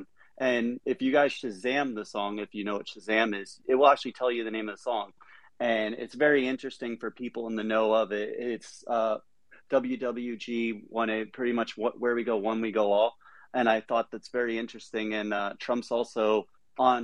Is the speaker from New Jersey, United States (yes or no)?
yes; New Jersey, United States; I'm from Central Jersey